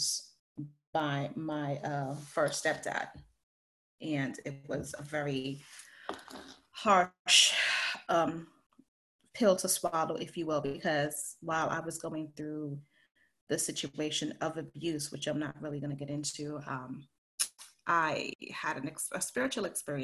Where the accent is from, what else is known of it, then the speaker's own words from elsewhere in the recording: Belize; moved away; also born or lived in Harlem, New York City / Connecticut / New York; sent me to Belize when I was 2 weeks old to live with my grandparents.